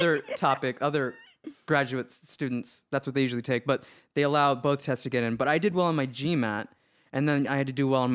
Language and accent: English; Houston, Texas, United States; now in Los Angeles, United States; I'm from Houston, where there's a thing called chopping and screwing music